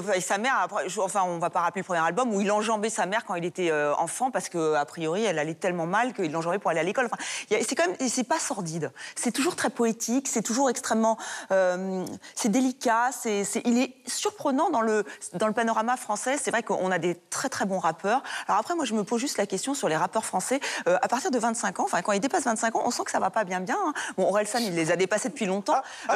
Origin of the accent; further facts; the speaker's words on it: France; en tant que française